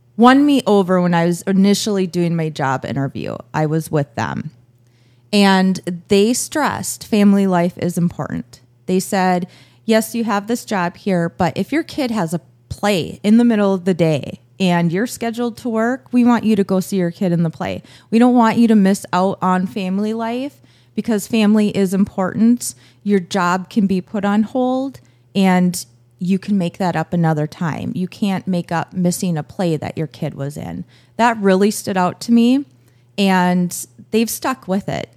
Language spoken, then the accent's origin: English; Buffalo, Minnesota, United States; also born or lived in Las Vegas / Waconia; now in Annandale, United States; I grew up in Buffalo. Uh, both my husband and I graduated from Buffalo High School